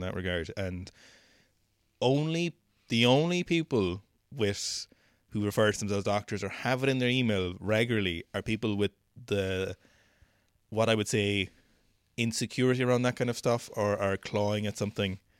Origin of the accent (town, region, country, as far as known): Ireland